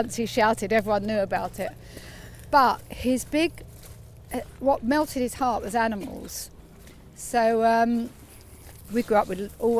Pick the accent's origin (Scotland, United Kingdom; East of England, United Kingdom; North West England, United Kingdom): East of England, United Kingdom; Bushey; I was from Bushy. Grew up on a council estate in a three-bedroom house with five kids. So I shared a bedroom with my two sisters.